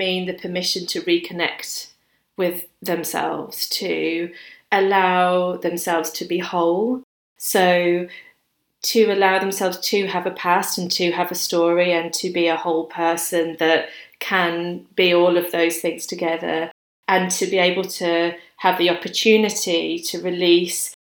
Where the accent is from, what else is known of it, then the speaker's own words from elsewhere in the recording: Birmingham, West Midlands, United Kingdom; now in London, United Kingdom; I'm from a big city. So I grew up in Birmingham